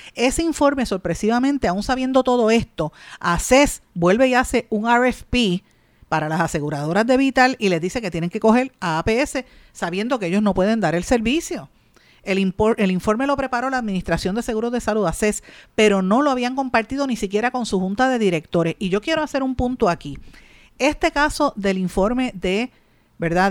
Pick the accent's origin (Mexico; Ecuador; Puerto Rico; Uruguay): Puerto Rico; Guaynabo; yo soy de Guainabo